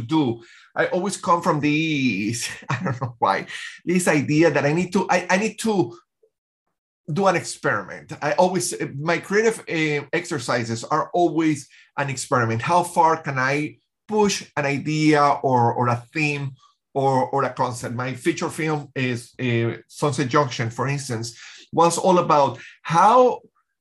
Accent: Venezuela; I grew up in Venezuela

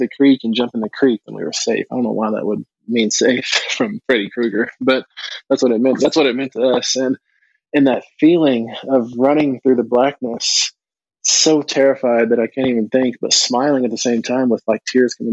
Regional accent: United States; being American Indian

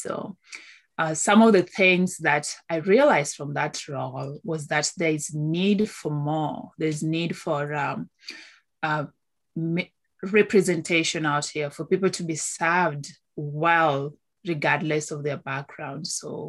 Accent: Kenya; moved away as an adult; now in Calgary, Canada; Born and raised in Kenya, moved to Canada in 2012, April.

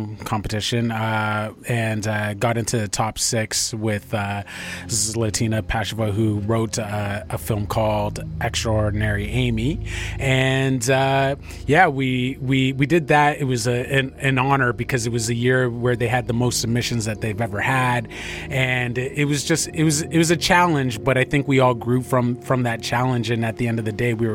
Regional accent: Toronto, Ontario, Canada; moved away as an adult; now in Vancouver, Canada; I'm originally from Toronto

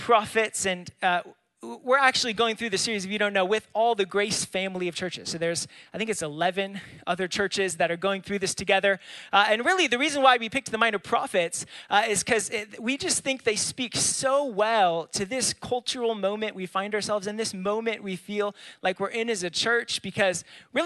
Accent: California, United States; moved away; I grew up in California.

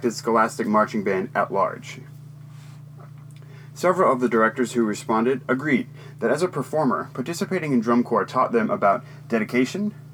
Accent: Texas, United States; my home state of Texas

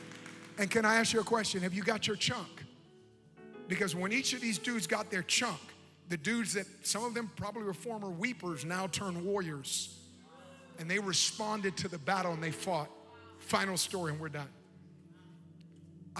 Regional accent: Oakland, California, United States; I'm from Oakland

